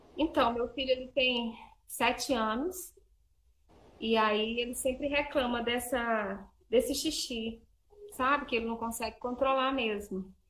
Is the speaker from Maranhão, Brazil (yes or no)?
yes; Imperatriz, Maranhão, Brazil; now in Divinópolis, Brazil; eu moro em Divinópolis, Minas Gerais, mas eu sou lá de Imperatriz do Maranhão